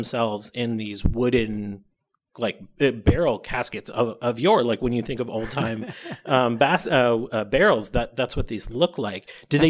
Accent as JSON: {"language": "English", "town": "Buffalo", "region": "New York", "country": "United States", "tie": "born or raised there", "said": "So I'm from Buffalo, New York"}